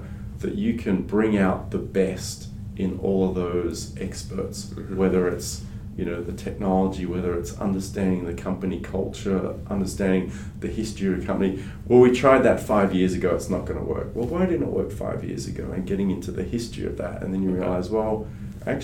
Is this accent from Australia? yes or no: yes; Australia; first language French; English is a second language; also born or lived in France; I grew up mainly in Australia, but spent a lot of time in France